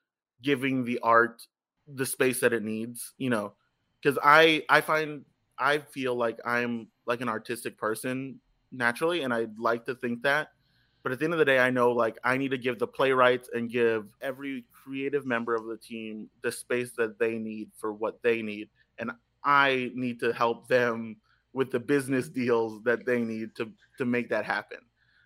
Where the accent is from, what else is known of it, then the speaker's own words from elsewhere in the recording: Texas, United States; But I was a kid from South Texas that had no concept of what Washington Heights was.